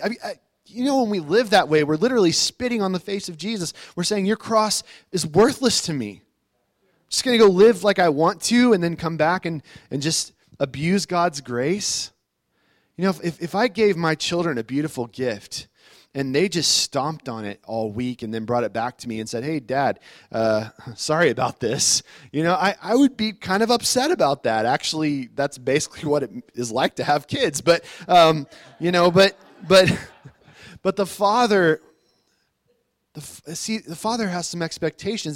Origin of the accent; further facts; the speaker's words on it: United States; I'm an American. I live in America